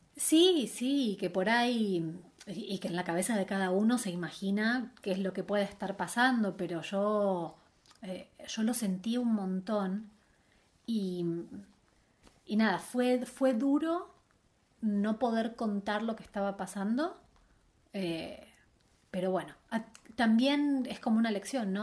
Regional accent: Buenos Aires, Argentina; moved away as an adult; now in Madrid, Spain; volví a Buenos Aires

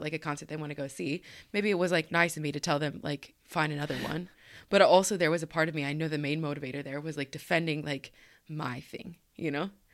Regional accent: Colorado, United States; now in East Coast, United States; I am from Colorado

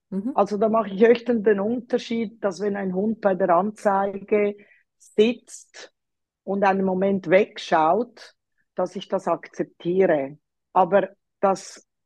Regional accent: Zurich, Switzerland; ich bin in Zürich aufgewachsen, darum spreche ich auch Deutsch und habe mich dann mit einem Tessiner äh, verheiratet

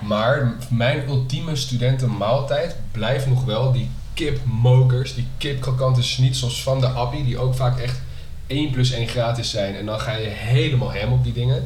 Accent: Netherlands; kunnen wij best wel zuipen als Nederlanders

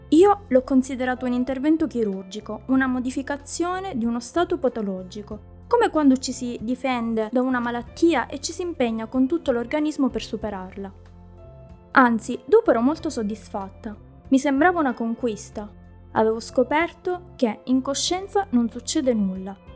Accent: Sweden; anche nel mio paese di origine, che è la Svezia.

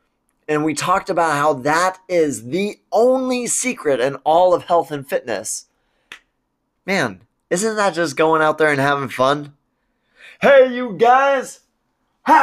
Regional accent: Spokane, Washington, United States; my hometown community

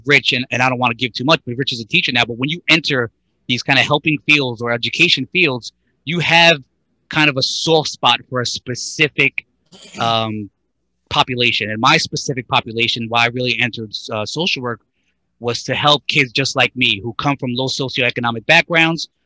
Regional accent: Brentwood, New York, United States; we're all from Brentwood, but Suffolk County

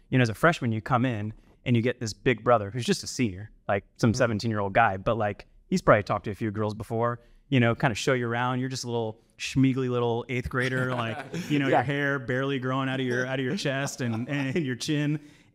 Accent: Sacramento, California, United States; So we are also from Sacramento.

